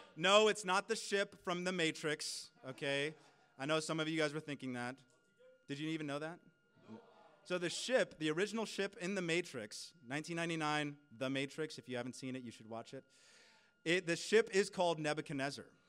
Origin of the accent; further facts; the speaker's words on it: California, United States; now in Canada; I am originally from California